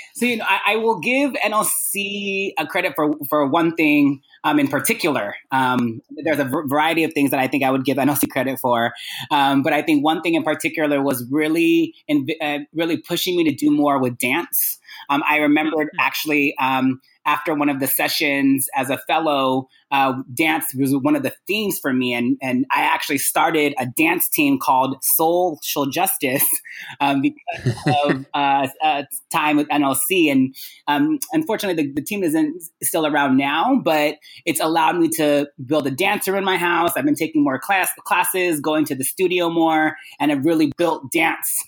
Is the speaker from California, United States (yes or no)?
yes; Sacramento, California, United States; also born or lived in Guam; spent my time growing up in Sacramento, California, after being born in Guam